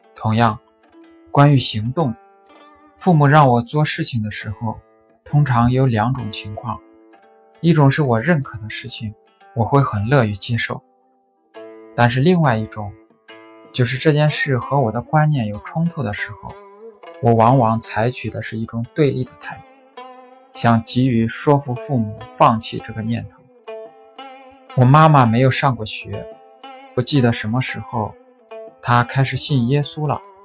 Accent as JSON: {"language": "Chinese", "town": "Suzhou", "region": "Jiangsu", "country": "China", "said": "我是来自苏州的"}